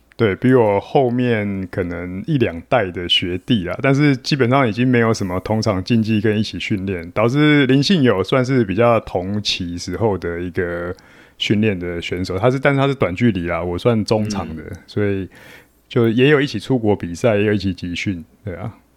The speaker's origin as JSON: {"language": "Chinese", "region": "New Taipei", "country": "Taiwan", "tie": "born or raised there", "said": "其实我是台北县出生长大的啦，然后嗯。就是高中念的是三重高工，那现， 三重商工啦，现在叫商工"}